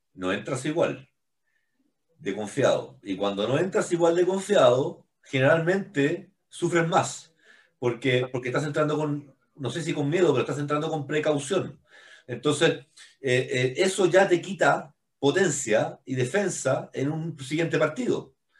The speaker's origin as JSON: {"language": "Spanish", "country": "Chile", "said": "estábamos vendiendo nosotros como chilenos"}